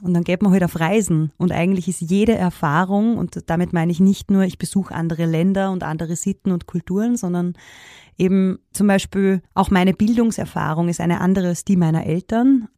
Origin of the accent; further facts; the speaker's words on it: Upper Austria, Austria; accent: Upper Austrian dialect; ich bin in Oberösterreich geboren. Also ich äh, mache meine Musik eben auch im oberösterreichischen Dialekt